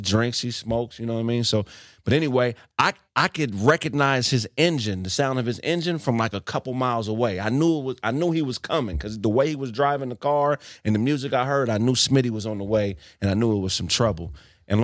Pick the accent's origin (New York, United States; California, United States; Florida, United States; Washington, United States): California, United States; Pasadena; I'm from Pasadena, California. You know, shout out to Dina. The west side of Dina.